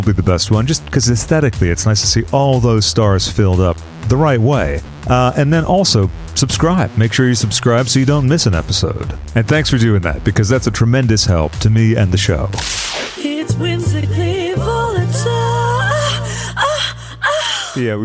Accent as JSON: {"language": "English", "region": "Massachusetts", "country": "United States", "said": "I'm from Massachusetts"}